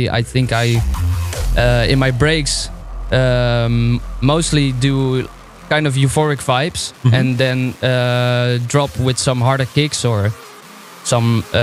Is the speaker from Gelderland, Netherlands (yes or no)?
yes; near Arnhem, Gelderland, Netherlands; I grew up near Arnhem